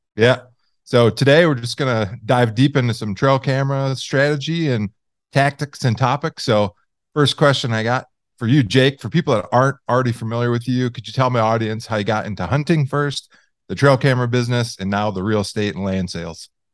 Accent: Michigan, United States; I grew up in Michigan

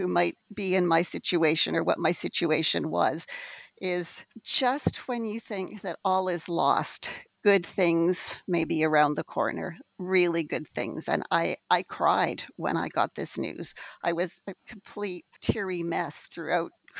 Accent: Western Canada, Canada; also born or lived in Alberta, Canada; I grew up in Western Canada. I lived for several years in Alberta, Canada

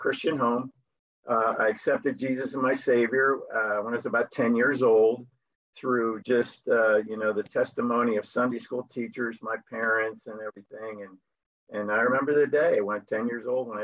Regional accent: Byron, New Jersey, United States; moved away as an adult; now in Spain; I'm born and raised in Byron, New Jersey

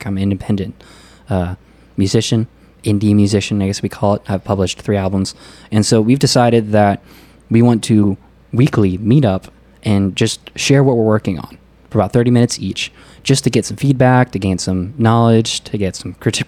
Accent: Pennsylvania, United States; moved away as an adult; also born or lived in Pasadena, California / Maryland / Kansas; now in Fremont, United States; Before I was a year old, though, my parents basically moved to Maryland and then a couple years later to Pennsylvania. And I was pretty much raised in Pennsylvania

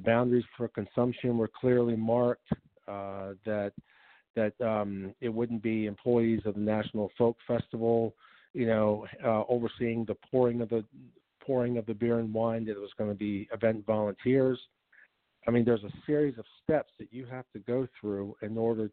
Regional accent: Eastern Shore of Maryland, United States; I was born and raised on the Eastern Shore

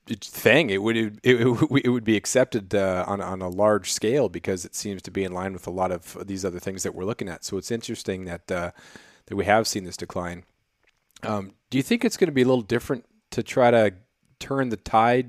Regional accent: Prince of Wales Island, Alaska, United States; also born or lived in Colorado; I grew up on Prince of Wales Island, which is famous for, for black bear and for, uh, uh, black-tailed deer

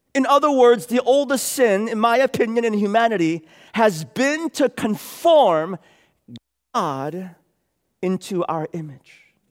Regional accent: San Francisco, California, United States; moved away as an adult; I was raised here in San Francisco. Uh, went to elementary school at Sherman, middle school at Aptus, high school at Lowell

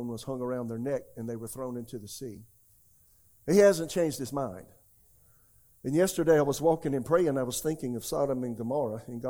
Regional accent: South Carolina, United States; now in Raleigh, United States; I was born in America, raised in America. I'm just a good old southern boy from South Carolina.

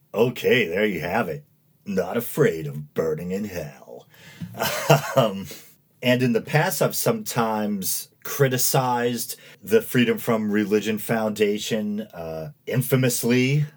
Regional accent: New England, United States; born and raised in New England

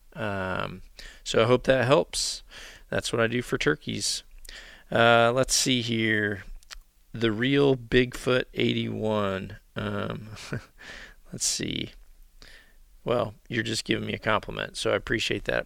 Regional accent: the South / Mississippi Delta, United States; now in Iowa, United States; how I grew up turkey hunting. Uh, down in the South or in the Mississippi Delta

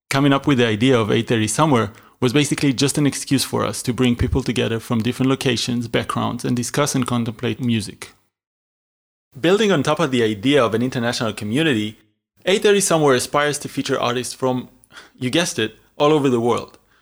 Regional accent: Israel; moved away as an adult; also born or lived in Berlin; I was born and raised in Israel in a small town next to Tel Aviv.

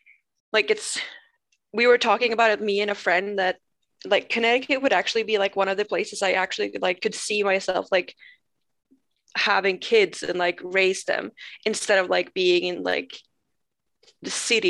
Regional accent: Umeå, Västerbotten County, Sweden; English is a second language; moved away as an adult; now in United States; In Sweden, I live like both me and my husband. We were born in Umeå. We met there 2010 when we were like 14 and 15.

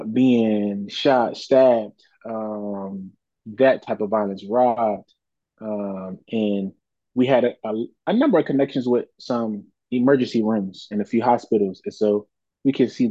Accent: Philadelphia, Pennsylvania, United States; I am born and raised in Philadelphia, Southwest

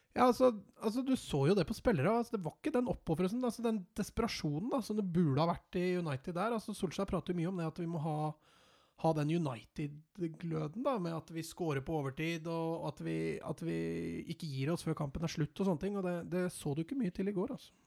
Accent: Norway; jeg er norsk

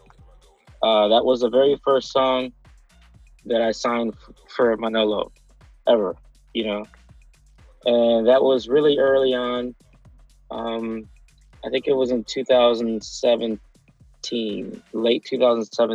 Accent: Cleveland, Ohio, United States; I'm originally from Cleveland, Ohio

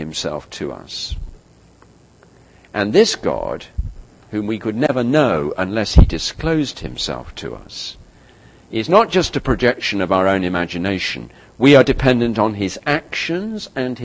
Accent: United Kingdom; as a Brit

